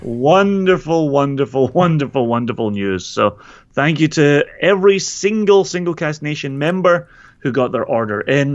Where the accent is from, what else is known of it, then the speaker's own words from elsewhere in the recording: Scotland, United Kingdom; my Scottish legitimacy